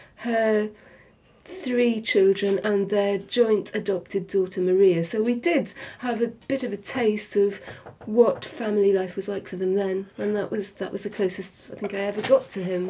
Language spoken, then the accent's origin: English; Wales, United Kingdom; in the part of Wales that I grew up